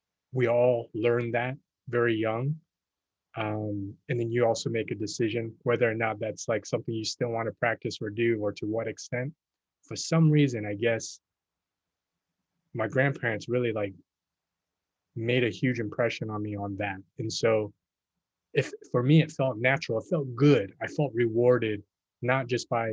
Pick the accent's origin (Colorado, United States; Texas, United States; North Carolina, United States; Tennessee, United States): Texas, United States; moved away as an adult; also born or lived in New York; I grew up in Texas